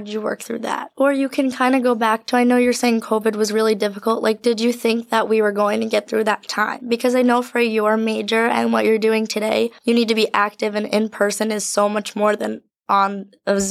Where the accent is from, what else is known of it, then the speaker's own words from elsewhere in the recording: New Jersey, United States; moved away as an adult; I'm from New Jersey